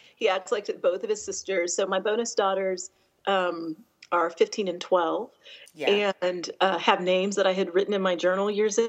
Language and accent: English; Denver, Colorado, United States; now in Atlanta, United States; I grew up in Colorado from the age of 10. My dad was mm-hmm. stationed there. I'm an Air Force brat. And so I consider that where I grew up.